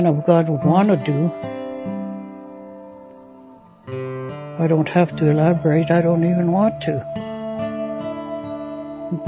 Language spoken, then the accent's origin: English; St. Paul, Alberta, Canada; also born or lived in Saddle Lake Reserve; I'm originally from the Saddle Lake Reserve, northeast of Edmonton. My mother was Native, and my dad was white. I grew up in the residential school in the nearby town of St. Paul.